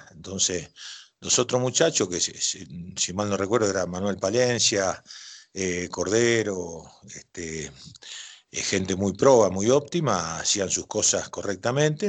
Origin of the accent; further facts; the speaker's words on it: Rosario, Santa Fe, Argentina; yo soy rosarino